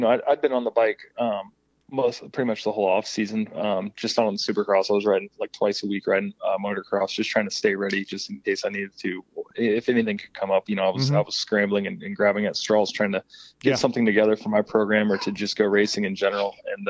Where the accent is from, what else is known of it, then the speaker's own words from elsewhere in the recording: Kentucky, United States; now in Florida, United States; I grew up in Kentucky